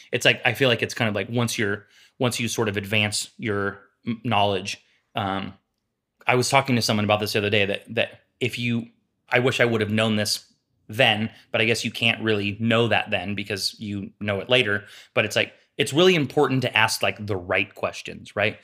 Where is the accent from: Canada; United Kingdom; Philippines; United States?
United States; Sacramento, California; We grew up together in East Sacramento